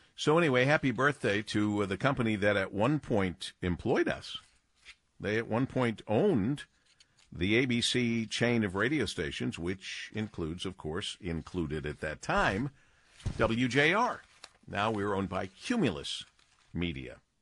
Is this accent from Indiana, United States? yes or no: no; Detroit, Michigan, United States; my hometown